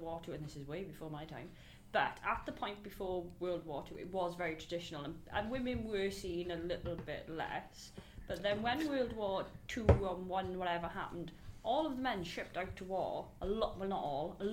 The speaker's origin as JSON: {"language": "English", "town": "Port Talbot", "region": "Wales", "country": "United Kingdom", "said": "I'm from Talbot"}